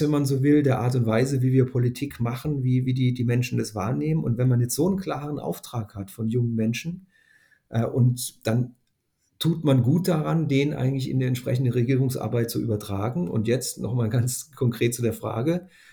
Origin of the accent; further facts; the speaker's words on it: Northern Germany, Germany; würden wir vielleicht als Norddeutsche sagen